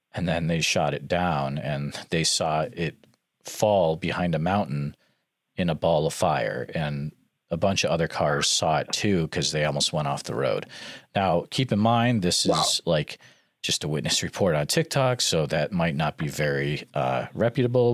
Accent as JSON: {"language": "English", "town": "Northfield", "country": "United States", "tie": "born or raised there", "said": "growing up in Northfield"}